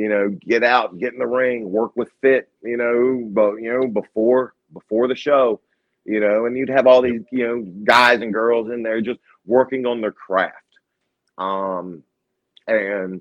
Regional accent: Virginia, United States; I grew up in Virginia in the country

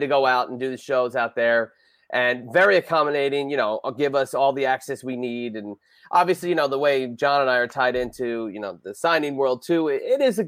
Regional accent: New Jersey, United States; also born or lived in Florida; now in Virginia, United States; I'm from Jersey, even though I live in Florida, I live in Virginia

